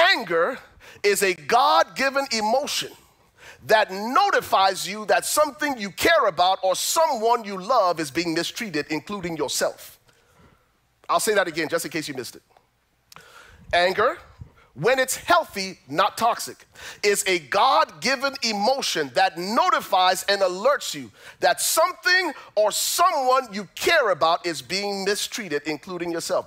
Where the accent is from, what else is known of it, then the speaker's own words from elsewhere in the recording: Liberia; moved away; I'm originally from Liberia